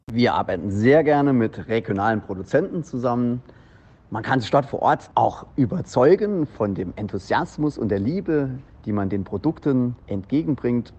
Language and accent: German; Aachen, North Rhine-Westphalia, Germany; moved away; in meine alte Heimatstadt nach Aachen